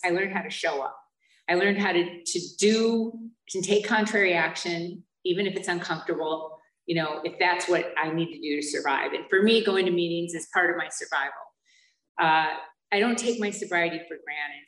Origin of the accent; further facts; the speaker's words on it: Holly, Michigan, United States; moved away; also born or lived in Flint, Michigan; where I grew up was outside of Flint in a real small town called Holly